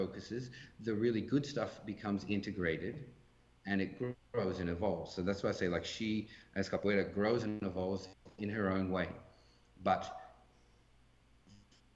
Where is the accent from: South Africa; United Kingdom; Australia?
Australia; now in Canada; especially as an Australian guy teaching an African descended Brazilian art form in Canada